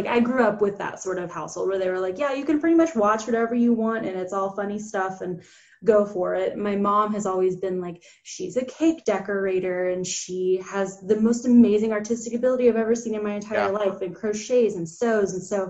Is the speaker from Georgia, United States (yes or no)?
yes; Atlanta, Georgia, United States; moved away as an adult; Yes, I grew up in Atlanta like my whole life, pretty much lived there until college, and now I'm anywhere money takes me.